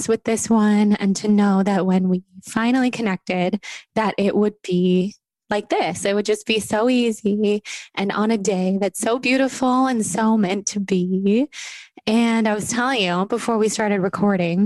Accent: Sacramento, California, United States; we're both from Sacramento, from the Sacramento area

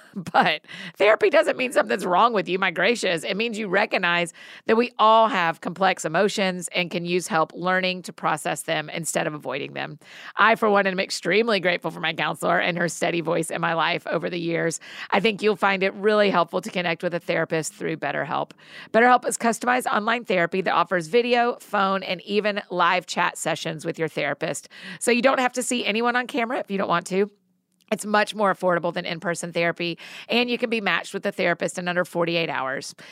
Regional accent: Georgia, United States; now in Nashville, United States; I grew up in Georgia

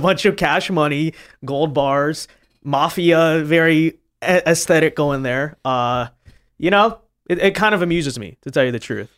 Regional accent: Los Angeles, California, United States; I'm from Los Angeles. You know, most of the family, friends, and stuff we grew up with are Democrat

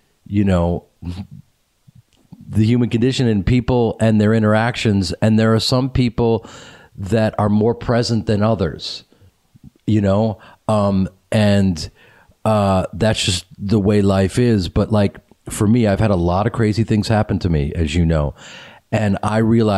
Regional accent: Chicago, Illinois, United States; moved away; he and I grew up in Chicago

